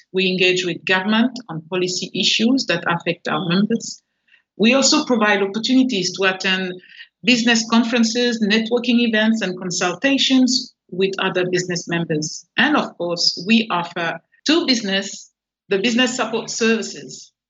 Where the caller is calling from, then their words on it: Port Vila, Shefa, Vanuatu; I'm in Port Vila in the Vanuatu Chamber of Commerce and Industry office.